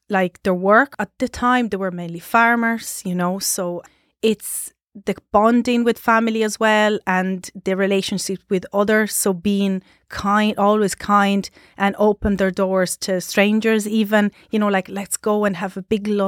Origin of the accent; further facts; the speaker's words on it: Sardinia, Italy; English is a second language; So we had our Christmas